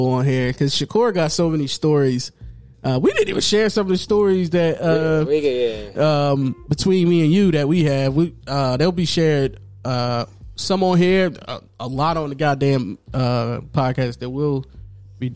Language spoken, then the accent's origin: English; Philadelphia, Pennsylvania, United States; we're from North Philly